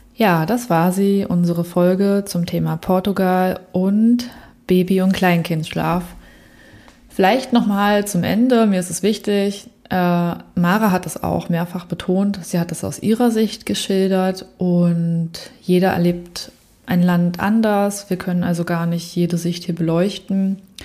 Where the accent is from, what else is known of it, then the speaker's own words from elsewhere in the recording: Berlin, Germany; war es absolut ruhig damals in Prenzlberg, im Prenzlauberg, also wo ich aufgewachsen bin